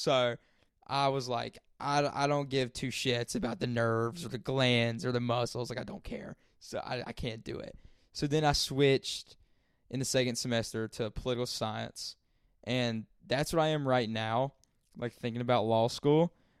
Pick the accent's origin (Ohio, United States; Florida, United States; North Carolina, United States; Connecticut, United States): North Carolina, United States; Sandy Mush; where I'm from, I'm outside of city limits. Like, this shit is called Sandy Mush. Constant. I'm from Sandy Mush.